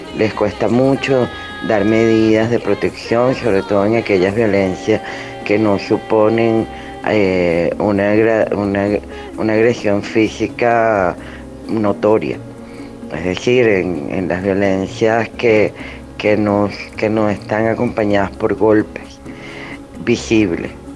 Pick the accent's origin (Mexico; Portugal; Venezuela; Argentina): Venezuela